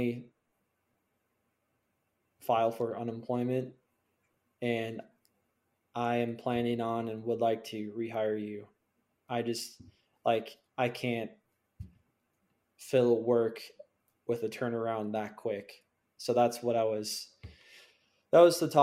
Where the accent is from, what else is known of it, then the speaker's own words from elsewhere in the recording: Minnesota, United States; I'm from Minnesota